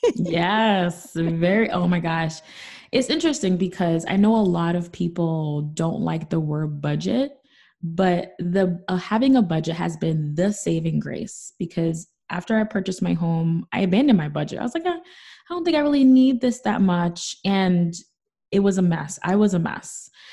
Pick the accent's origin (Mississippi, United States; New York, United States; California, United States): New York, United States; New York City; I'm from the Bronx.